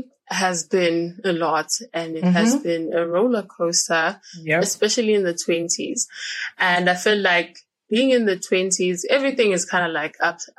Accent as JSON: {"language": "English", "town": "Johannesburg", "region": "Gauteng", "country": "South Africa", "said": "I am Pilates friend, and I'm from Joburg"}